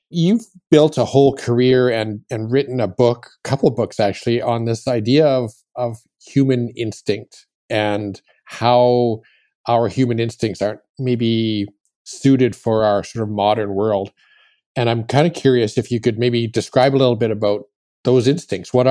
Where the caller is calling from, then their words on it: Western Canada, Canada; Well, I'm uh, I'm joining you from Western Canada, so it's Sunday afternoon my time.